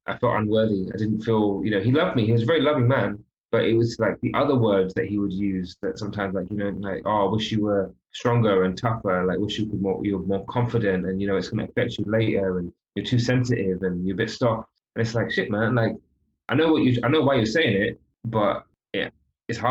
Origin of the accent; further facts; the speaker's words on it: London, United Kingdom; I was brought up in London. I'm not brought up back home.